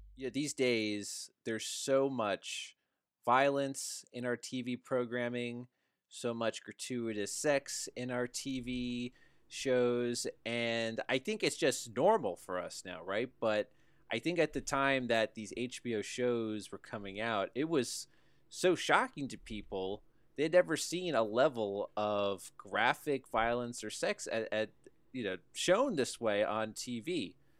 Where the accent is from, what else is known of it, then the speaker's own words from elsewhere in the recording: New Jersey, United States; we grew up in New Jersey